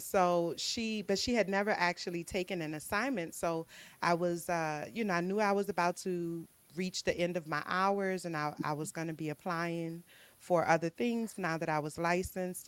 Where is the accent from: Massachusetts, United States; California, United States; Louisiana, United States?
Louisiana, United States; New Orleans; moved away; I'm born and raised in New Orleans, mm-hmm. Louisiana